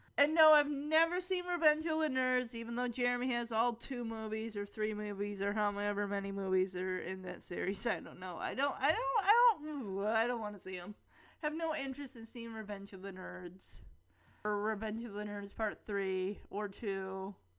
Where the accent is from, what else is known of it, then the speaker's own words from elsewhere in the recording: Lowell, Michigan, United States; When I grew up in Lowell, I went to that every summer